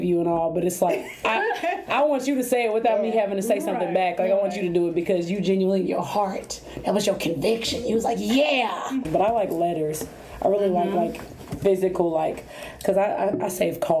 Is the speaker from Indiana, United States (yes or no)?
yes; Muncie, Indiana, United States; I was born in Indianapolis, moved to Muncie, Indiana, was raised here